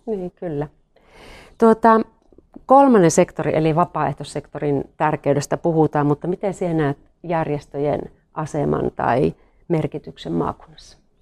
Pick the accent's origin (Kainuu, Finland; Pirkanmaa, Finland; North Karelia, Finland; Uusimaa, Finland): North Karelia, Finland; Me ollaan niinku molemmat tämmöisiä peruspohjoiskarjalaisia